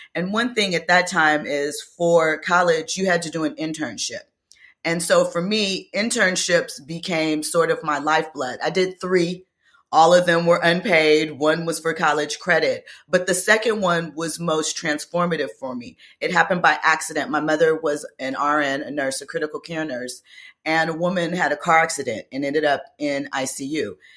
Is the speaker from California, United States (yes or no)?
yes; Los Angeles, California, United States; growing up in Los Angeles